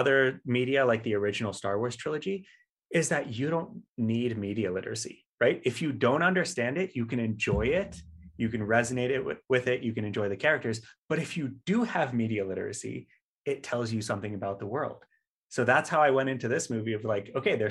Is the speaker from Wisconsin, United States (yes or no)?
no; Colorado, United States; I grew up in Colorado